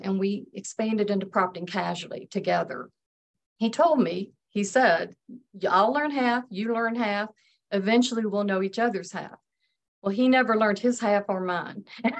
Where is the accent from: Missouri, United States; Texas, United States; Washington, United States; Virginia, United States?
Virginia, United States; Hot Springs; Well, I grew up in Hot Springs, Virginia, which is a little rural community that has the Homestead Hotel.